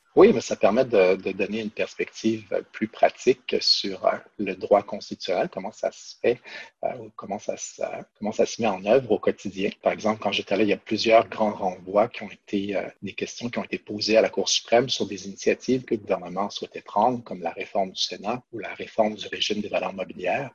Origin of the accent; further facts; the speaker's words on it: Quebec City, Quebec, Canada; moved away as an adult; now in Ottawa, Canada; j'ai grandi à Québec et puis je suis venu faire mes, mes études ici à Ottawa en 2000